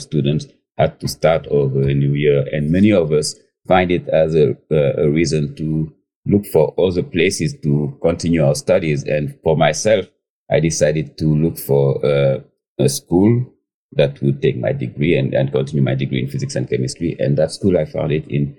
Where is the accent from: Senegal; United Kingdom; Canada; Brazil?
Senegal; Dakar; moved away as an adult; also born or lived in Casamance, Senegal; now in New York, United States; I grew up in Senegal. I was born and raised in Dakar, which is the capital city of Senegal.